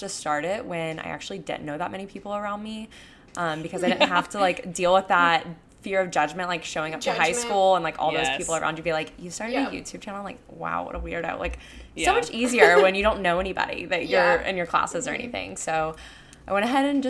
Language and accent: English; Panama City Beach, Florida, United States; moved away as an adult; also born or lived in Tuscaloosa, Alabama; now in Houston, United States; I recently moved to Houston, Texas at the end of July. And I'm from Panama City Beach, Florida